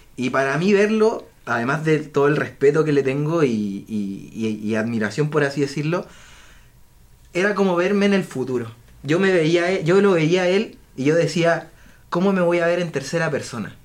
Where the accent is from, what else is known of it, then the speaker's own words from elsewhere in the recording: Viña del Mar, Valparaíso, Chile; moved away; yo soy de Viña del Mar y vivo en la playa